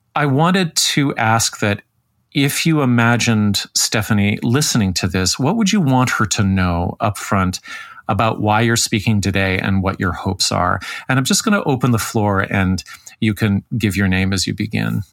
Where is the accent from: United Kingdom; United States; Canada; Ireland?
Canada; Toronto, Ontario; my hometown of Toronto